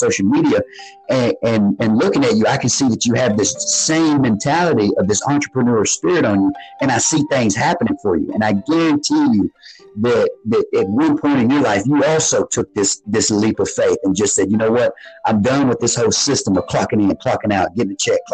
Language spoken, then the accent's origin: English; South Arkansas, United States; moved away as an adult; I come from an area where that is poverty stricken down in South Arkansas.